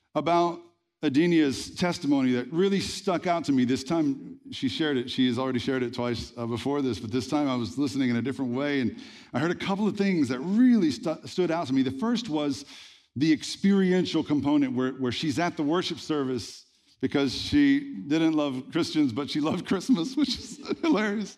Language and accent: English; Red Lick, Texas, United States; I was born in Red Lick, Texas